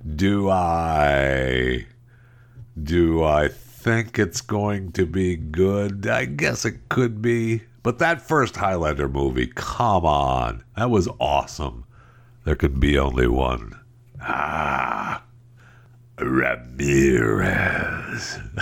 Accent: Tri-Cities, Michigan, United States; moved away; I was born right here, uh, in the Tri-Cities. I was not born in the Upper Peninsula

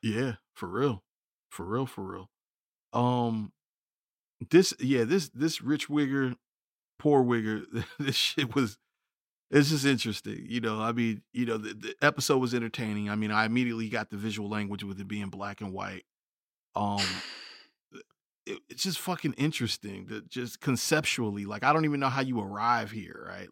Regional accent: United States; being American

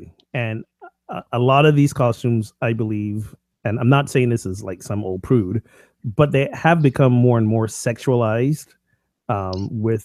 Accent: Barbados; moved away as an adult; now in United States; Growing up in Barbados

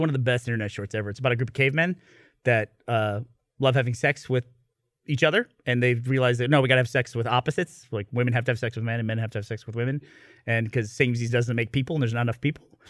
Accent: upstate New York, United States; now in Austin, United States; when I was growing up in New England in upstate New York

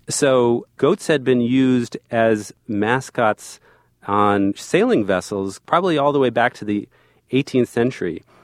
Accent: New Jersey, United States; I was also born and raised in New Jersey

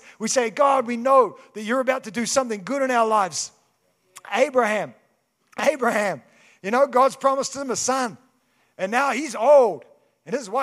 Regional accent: Kaikoura, Canterbury, New Zealand; moved away; I grew up in Kaikoura.

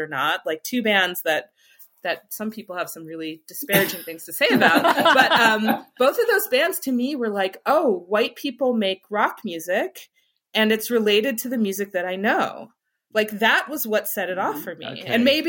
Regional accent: Michigan, United States; But there is something about the …, particularly where I grew up in Michigan, where I did not have, you know, I really didn't have access to like some of the other things

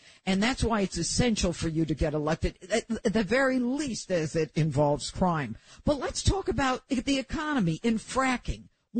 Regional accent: Elmira, New York, United States; I'm from the southern tier. I'm from Elmira originally. And it has become a depressed area. It's almost as though it is a forgotten area.

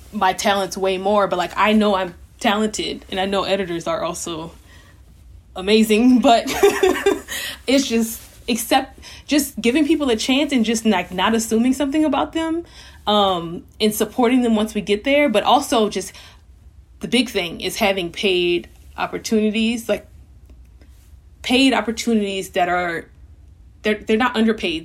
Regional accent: Louisiana, United States; moved away as an adult; I'm from Louisiana

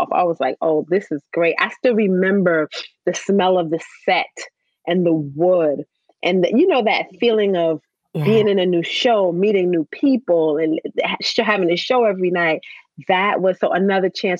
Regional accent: New York City, New York, United States; I grew up in the Bronx

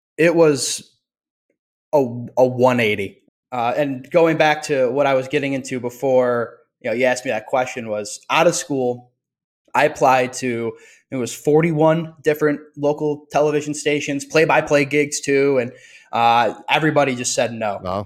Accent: Ithaca, New York, United States; because of our geographical similarity of growing up in New York, he understood where I came from Ithaca.

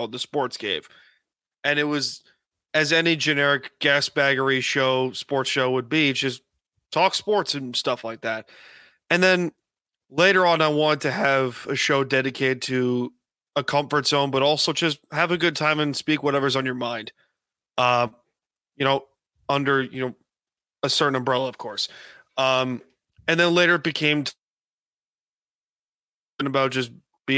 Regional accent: Long Island, New York, United States; growing up on Long Island

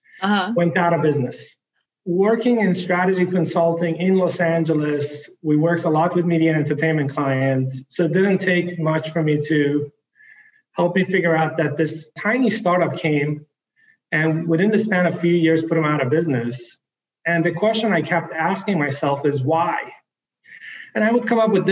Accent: the most northern city in Sweden, Norrbotten County, Sweden; born or raised there; also born or lived in Iran

